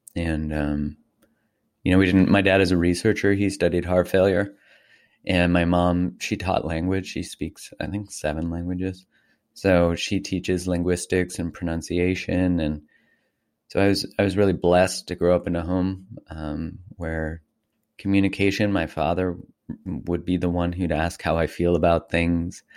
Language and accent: English; Calgary, Alberta, Canada; I grew up in Calgary, in Canada, just north of Montana